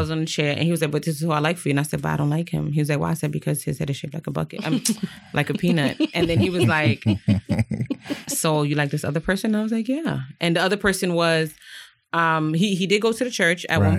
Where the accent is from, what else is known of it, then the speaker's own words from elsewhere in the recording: New York City, New York, United States; Born and raised in Brooklyn